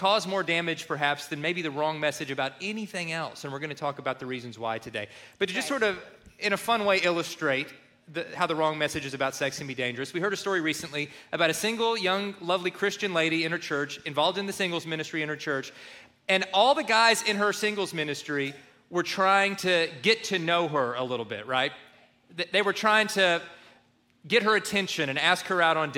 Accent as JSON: {"language": "English", "region": "Kentucky", "country": "United States", "tie": "born or raised there", "said": "where we grew up in Kentucky"}